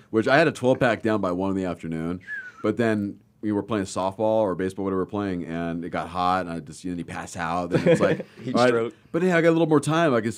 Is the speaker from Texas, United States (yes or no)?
no; Southern California, United States; growing up in Southern California